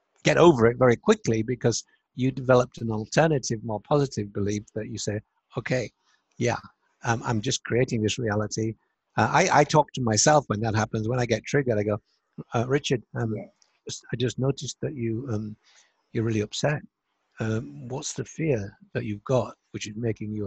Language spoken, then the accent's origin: English; Hull, Yorkshire and the Humber, United Kingdom; moved away; also born or lived in United States; it was the year I came back to England from America. I've been there 24 years